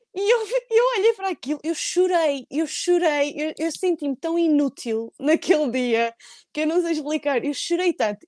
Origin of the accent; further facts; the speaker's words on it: Portugal; moved away as an adult; eu sou de Portugal